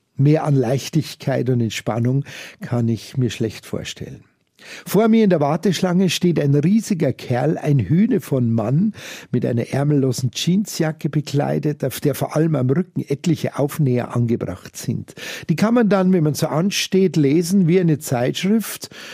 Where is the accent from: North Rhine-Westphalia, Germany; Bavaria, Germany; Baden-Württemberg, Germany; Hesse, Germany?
Bavaria, Germany; Munich; hier bei uns in München-Giesing